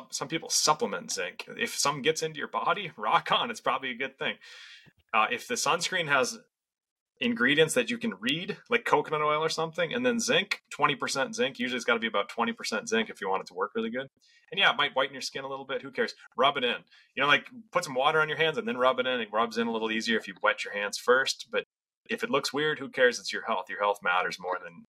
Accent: Western Minnesota, United States; I grew up in Western Minnesota in farm country

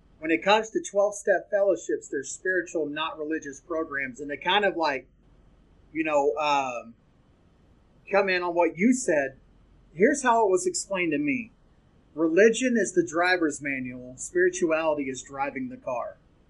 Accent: the South, United States; I'm from the South.

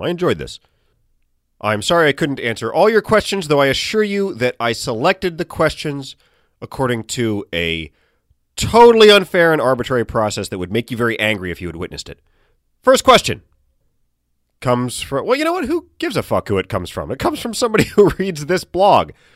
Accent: Chesapeake, Virginia, United States; moved away; Chesapeake, my hometown

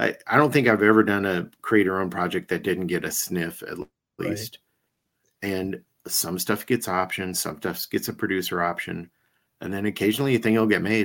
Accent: Iowa, United States; I'm from Iowa

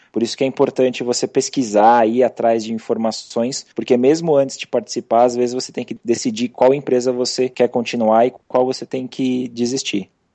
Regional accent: São Paulo, Brazil; sou aqui de São Paulo mesmo

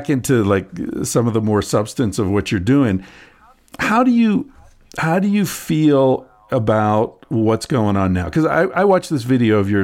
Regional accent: Pennsylvania, United States; I grew up in Pennsylvania.

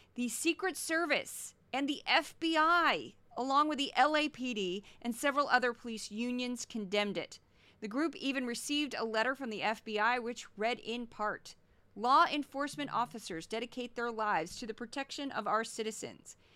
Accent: Missouri, United States; I'm really from Missouri and I don't talk like this

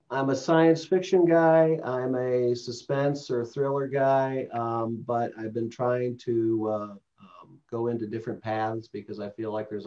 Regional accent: Midwest, United States; So I'm a, uh, I'm a Midwesterner, um, lived in a lot of different places, but uh, I, re- I reside in Chicagoland

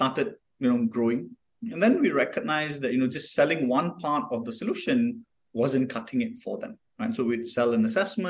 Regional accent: Kuantan, Pahang, Malaysia; So I'm from Kuantan. I'm from the east coast of Malaysia

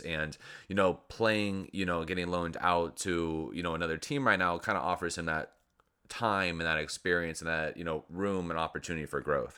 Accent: Southern California, United States; now in Miami, United States; I'm from Southern California

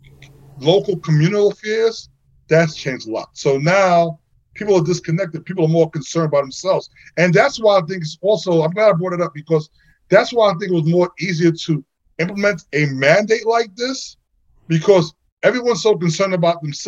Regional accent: New York City, New York, United States; I grew up in Flatbush, New York, Flatbush, Brooklyn

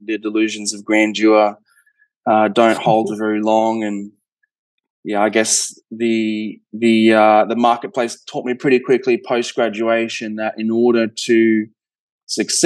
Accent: Australia; accent: Australian; being Australian, I'm sure you can hear the accent, but down in Australia

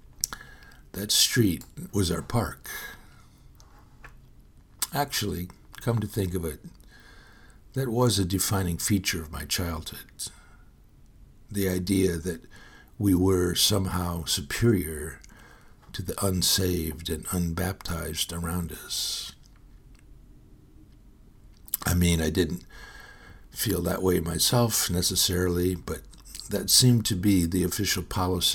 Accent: Fowlerville, Michigan, United States; moved away as an adult; also born or lived in Howell, Michigan; now in San Antonio, United States; I was born on September 26, 1950, at 6 a.m. in the Howell Hospital in Howell, Michigan, 8 miles down the road from the small farming town of Fowlerville, where my family lived

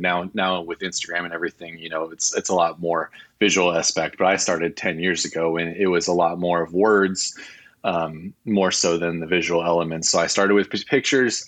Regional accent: California, United States; also born or lived in Midwest, United States / Inland Empire, California; I was actually born in the Midwest, so I spent, uh, the first four years of my life out there, um, and then came out here for my, uh, my father's job. So I wish I could claim that I was born and raised in California, but I was only raised

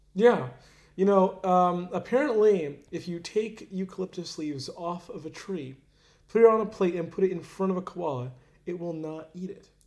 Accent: Orlando, Florida, United States; I grew up in Orlando

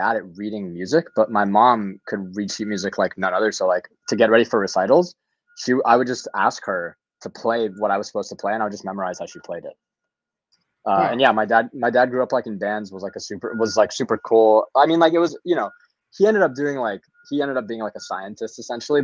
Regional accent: Louisville, Kentucky, United States; I'm from Louisville, Kentucky originally. My family is from Kiev, Ukraine, former Soviet Union.

